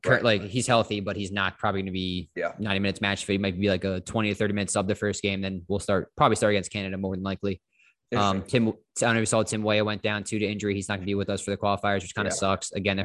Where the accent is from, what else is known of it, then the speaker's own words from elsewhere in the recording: United States; I'm American. Uncultured.